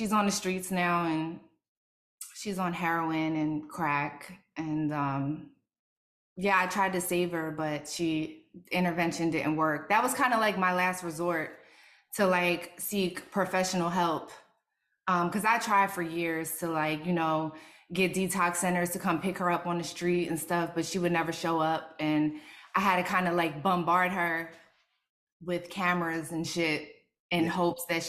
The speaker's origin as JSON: {"language": "English", "town": "Philadelphia", "region": "Pennsylvania", "country": "United States", "tie": "born or raised there", "moved": "yes", "said": "I grew up in South Philly."}